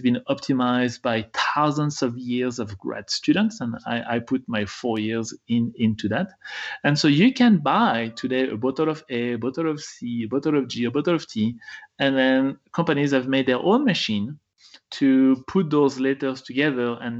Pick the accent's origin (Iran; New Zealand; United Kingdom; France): France; moved away as an adult; now in United States; I was born in France and I did my PhD in the US, so now I'm an American